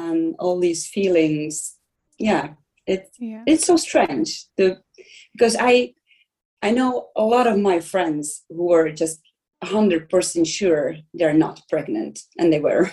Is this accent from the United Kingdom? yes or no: no; Czechia; moved away as an adult; also born or lived in Iceland; I'm from Czech Republic and I'm actress